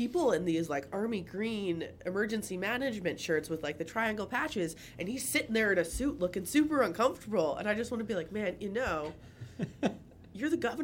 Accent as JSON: {"language": "English", "region": "Minnesota", "country": "United States", "moved": "yes", "lives_now": "North Carolina, United States", "said": "someone who's from Southern Canada, aka Minnesota"}